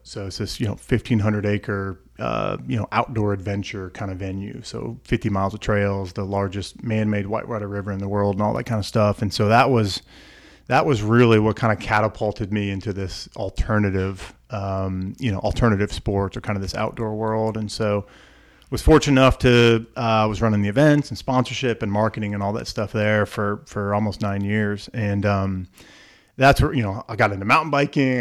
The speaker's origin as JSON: {"language": "English", "town": "Montoursville", "region": "Pennsylvania", "country": "United States", "tie": "born or raised there", "said": "I grew up in the middle of, uh, middle of north central Pennsylvania in a small town called Montoursville"}